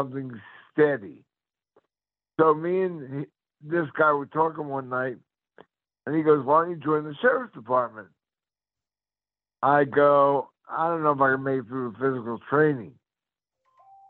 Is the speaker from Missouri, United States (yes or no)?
no; Philadelphia, Pennsylvania, United States; moved away; also born or lived in Los Angeles County; growing up in Philadelphia